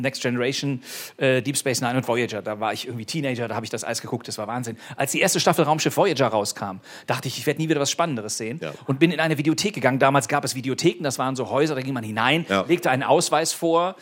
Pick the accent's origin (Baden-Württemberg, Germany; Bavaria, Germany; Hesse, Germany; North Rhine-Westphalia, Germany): North Rhine-Westphalia, Germany; Bonn; meiner Heimatstadt Bonn